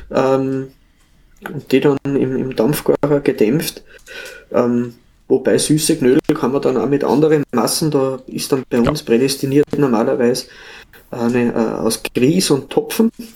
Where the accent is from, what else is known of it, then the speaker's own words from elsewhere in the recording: Upper Austria, Austria; aus Oberösterreich, meiner Heimat